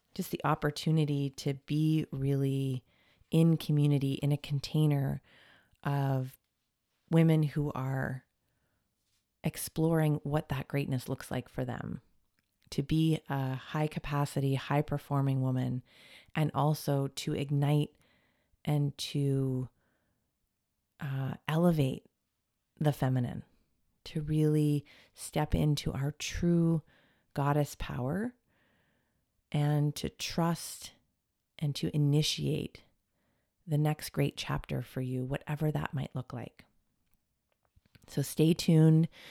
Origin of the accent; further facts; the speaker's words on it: Portland, Oregon, United States; also born or lived in Toronto, Canada; now in California, United States; I was born on the West Coast in Portland